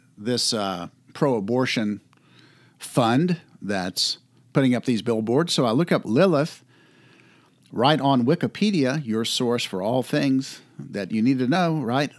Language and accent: English; Florida, United States; I grew up in Florida